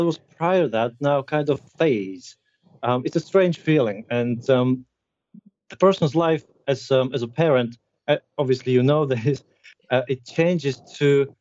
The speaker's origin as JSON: {"language": "English", "country": "Slovakia", "moved": "as an adult", "lives_now": "Grantham, United Kingdom", "said": "I come from Slovakia, which is a small country"}